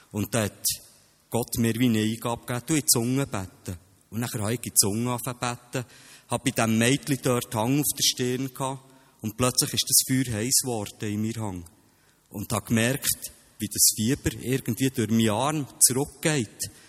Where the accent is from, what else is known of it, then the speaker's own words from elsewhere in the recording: Bernese German, Switzerland; accent: Bernese German; first language Bernese German; auf meine Muttersprache, auf Berndeutsch.